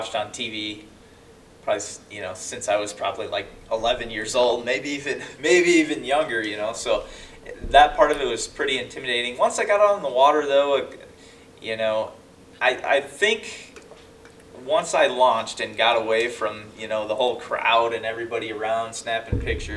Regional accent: South Dakota, United States; I'm from South Dakota

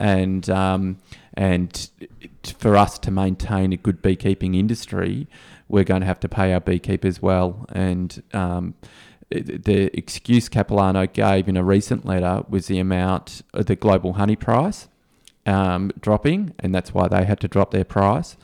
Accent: Australia; as an Australian

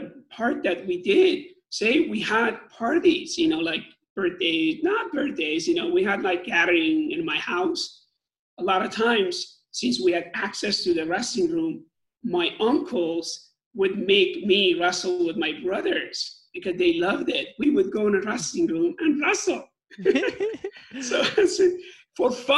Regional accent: Iran; moved away as an adult; my hometown was, back then, was one of the best, I would say, top 3 or 5 in nation in Iran

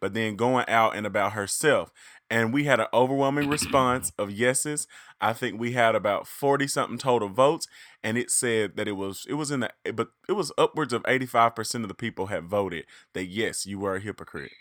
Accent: Reed, Arkansas, United States; I am from the big city of Reed, however, is very small

